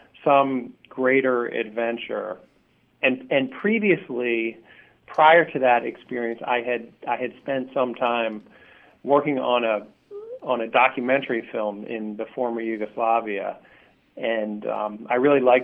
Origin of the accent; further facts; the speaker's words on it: Baltimore, Maryland, United States; moved away as an adult; also born or lived in New York City; I'm from Baltimore, and I'm a writer